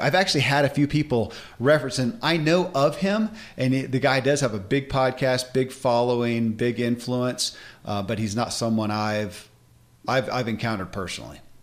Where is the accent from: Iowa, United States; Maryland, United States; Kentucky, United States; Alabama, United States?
Kentucky, United States; born or raised there